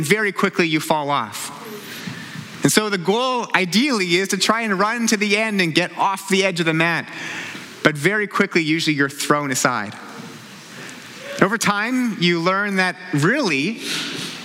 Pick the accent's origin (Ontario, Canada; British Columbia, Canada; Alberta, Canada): British Columbia, Canada; New Westminster; I grew up in New Westminster, about a 30-minute drive from here, one of the suburbs of Vancouver.